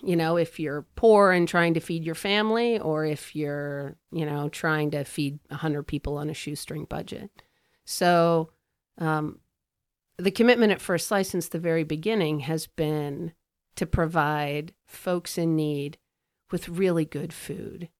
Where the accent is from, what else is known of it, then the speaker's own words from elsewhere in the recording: Washington, East Coast, United States; moved away as an adult; also born or lived in Lancaster, Pennsylvania / Midwest / Sweden (ancestry); now in Chicago, United States; we moved to the Washington, D C suburbs, which is really where I'm from